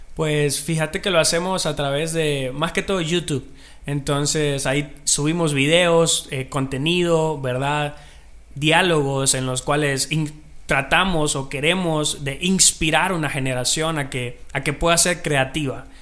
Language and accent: Spanish; Marcala, La Paz, Honduras; soy de Marcal, a La Paz, tierra del amor, la amistad